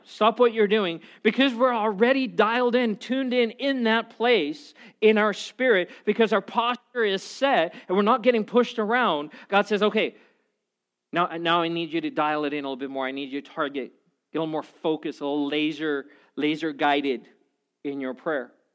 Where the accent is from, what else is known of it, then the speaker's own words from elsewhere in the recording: South Africa; I'm from South Africa, which is right by Zimbabwe